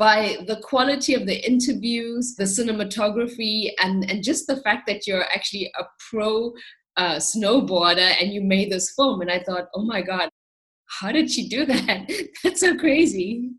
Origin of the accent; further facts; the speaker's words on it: South Africa; now in Germany; It's really interesting because I come from South Africa, so I never really experienced a proper winter until I moved to Germany.